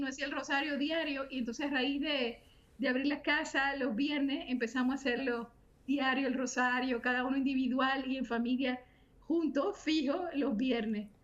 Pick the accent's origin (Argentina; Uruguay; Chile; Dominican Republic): Dominican Republic; Santo Domingo, Distrito Nacional; also born or lived in Santiago de los Caballeros, Dominican Republic / Miami, United States; now in North Carolina, United States; Soy dominicana, eh, nacida en Santiago de los Caballeros, toda mi familia somos dominicanos